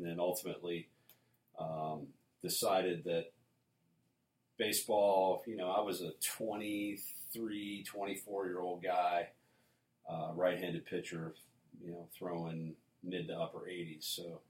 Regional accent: Vienna, Virginia, United States; I am. I grew up in Vienna.

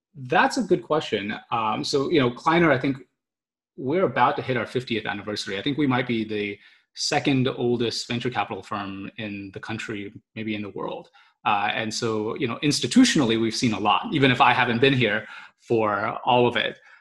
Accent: Austin, Texas, United States; moved away as an adult; now in California, United States; I grew up in Austin, obviously, and I've maybe as of about you know two or three years ago, I realized that I now spent more time in California than I had in Austin

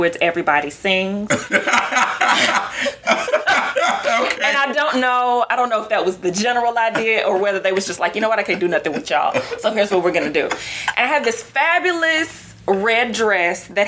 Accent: Port Arthur, Texas, United States; I am from. What's up? Port Arthur, Texas.

